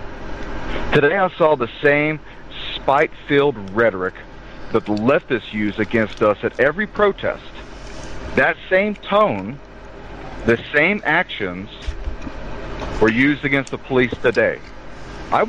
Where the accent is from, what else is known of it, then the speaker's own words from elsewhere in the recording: the South, United States; accent: southern; I'm from the South